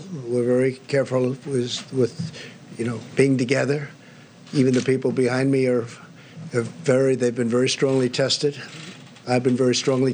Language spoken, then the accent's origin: English; near New Rochelle, New York, United States; I grew up right near New Rochelle